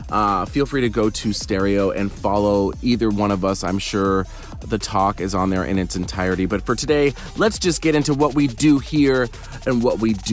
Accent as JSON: {"language": "English", "town": "Grafton", "region": "Massachusetts", "country": "United States", "tie": "born or raised there", "said": "I'm from Grafton, Massachusetts."}